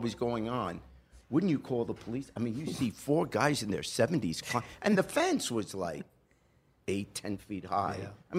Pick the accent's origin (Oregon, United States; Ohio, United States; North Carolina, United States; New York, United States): New York, United States; New York City; moved away; also born or lived in England; I was raised in New York in Queens, Kew Gardens